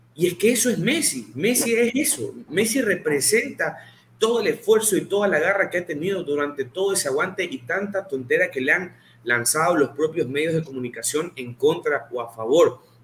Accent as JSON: {"language": "Spanish", "country": "Ecuador", "said": "Yo que soy ecuatoriano"}